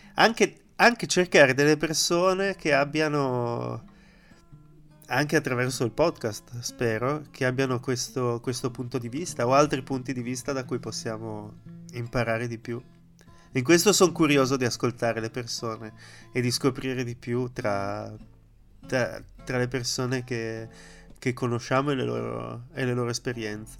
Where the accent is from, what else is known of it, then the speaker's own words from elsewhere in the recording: Pordenone, Friuli-Venezia Giulia, Italy; moved away as an adult; also born or lived in London / Dubai / Amsterdam; now in Madrid, Spain; vorrei ricreare qui la stessa dinamica che avevo a Pordenone